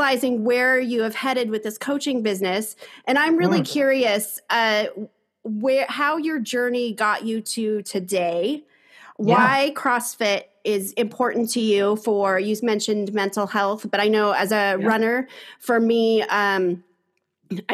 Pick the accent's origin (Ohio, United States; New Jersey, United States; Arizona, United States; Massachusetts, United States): Arizona, United States; I grew up in Arizona, the southern, southwestern state in the U.S.